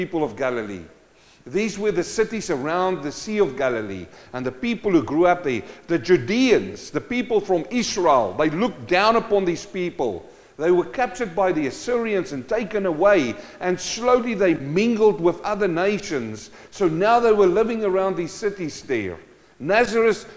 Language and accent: English; South Africa; moved away; I came from South Africa, a mining community. My dad was a gold miner.